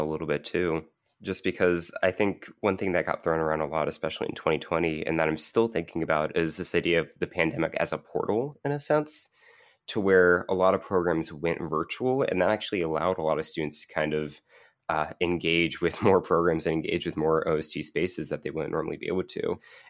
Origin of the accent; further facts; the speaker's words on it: Kentucky, United States; To where my home state of Kentucky, that's a very big issue.